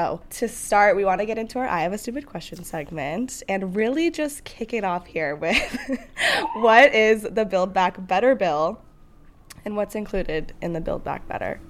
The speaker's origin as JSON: {"language": "English", "region": "California", "country": "United States", "tie": "born or raised there", "moved": "yes", "said": "literally my hometown where I grew up, super small town."}